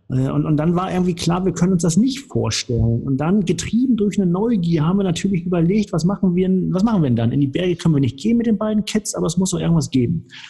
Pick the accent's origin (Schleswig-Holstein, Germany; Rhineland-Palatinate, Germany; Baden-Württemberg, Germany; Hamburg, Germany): Hamburg, Germany; also born or lived in Cologne / Weißenburg; now in Nuremberg, Germany; ich komme aus Hamburg, haben wir ja eben schon gesagt, also vom, vom flachen Land